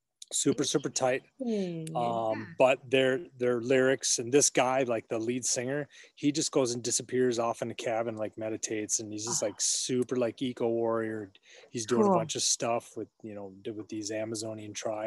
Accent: Minneapolis, Minnesota, United States; now in Wisconsin, United States; I'm from Minneapolis.

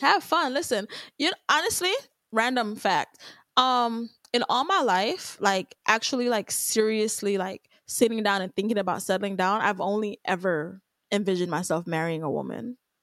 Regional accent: Jamaica; Jamaican at the end of the day, I am Jamaican.

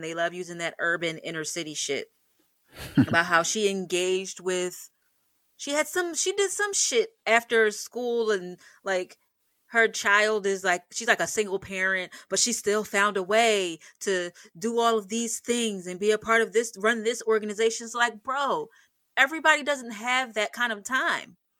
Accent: United States; as an American citizen

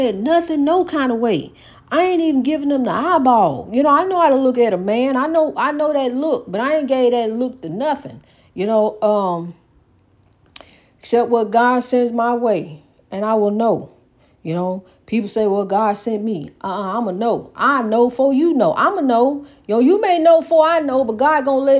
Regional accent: United States; We are African American.

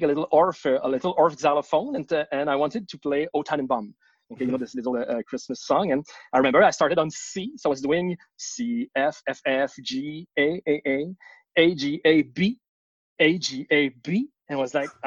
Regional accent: Laval, Quebec, Canada; also born or lived in Saint-Jérôme, Quebec; now in Montreal, Canada; I was born in Laval, which is a city on the north shore of Montreal, where I did my elementary school, and then we moved to Saint-Jérôme, which is up north, even like 40 kilometers up north of Montreal, where I did my high school

